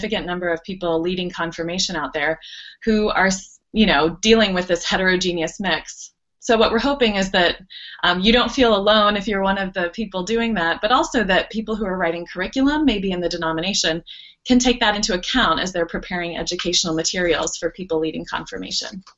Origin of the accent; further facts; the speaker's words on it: Dayton, Ohio, United States; I grew up in Ohio, and there's a large Roman Catholic presence in Dayton, where I lived